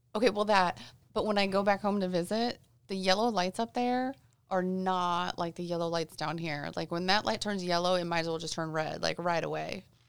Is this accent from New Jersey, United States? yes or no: no; Illinois, United States; moved away as an adult; also born or lived in Saint Louis, Missouri / Houston, Texas; now in Orlando, United States; I was born in Saint Louis, and then we moved to Houston for about four years or so, and then up to Illinois, and that's pretty much where I grew up